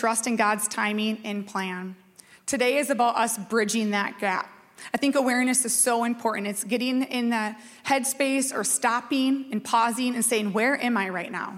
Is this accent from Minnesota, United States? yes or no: yes; Red Wing, Minnesota, United States; I grew up in Red Wing, so I'm in Red Wing.